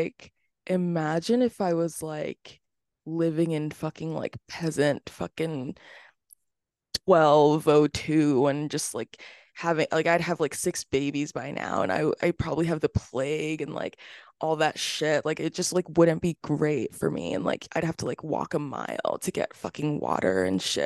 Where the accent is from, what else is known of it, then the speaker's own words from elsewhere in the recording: Florida, United States; I was born in Florida.